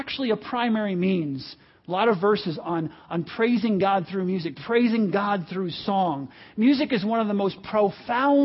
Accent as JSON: {"language": "English", "country": "United States", "said": "And I'm one, I like it"}